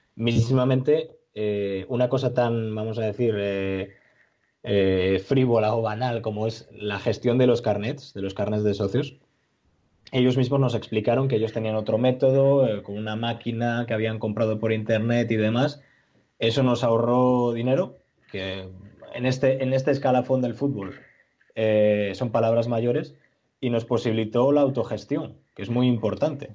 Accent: Asturias, Spain; Nosotros como asturianos

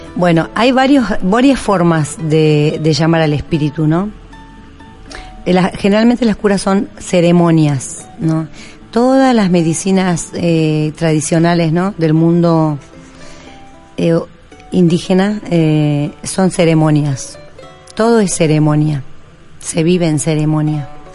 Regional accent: Perico, Jujuy, Argentina; yo tenía en mi casa allá en Jujuy, en Perico, yo soy de Perico

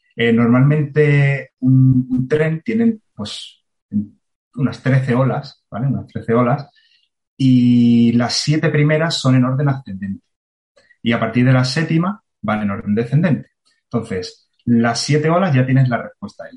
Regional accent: Marbella, Andalusia, Spain; moved away as an adult; also born or lived in Granada / Cantabria / Chennai; nací en Marbella

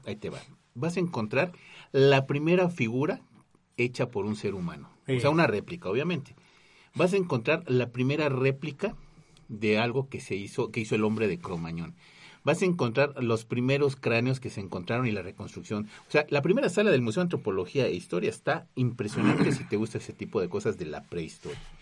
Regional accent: Mexico; yo como mexicano

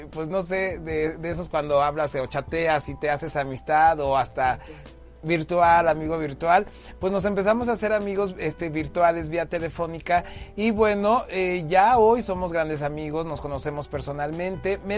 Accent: Huamantla, Tlaxcala, Mexico; soy originario de Huamantla Tlaxcala, que es un pueblo mágico

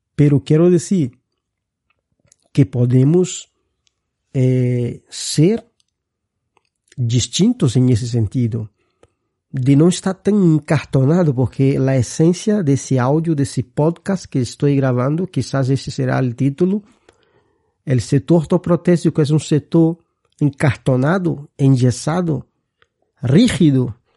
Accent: Brazil; Spanish is a second language; moved away as an adult; now in Spain; soy brasileño. Mi formación es de ahí. llevo muchos años viviendo aquí en España

